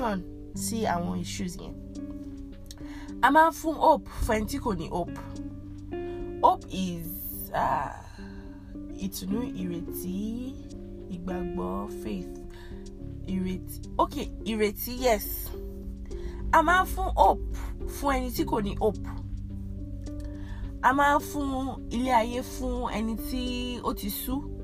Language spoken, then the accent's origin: English; Ondo, Nigeria; first language Yoruba; English is a second language; I'm Nigerian from Ondo State, so I'm officially a Yoruba babe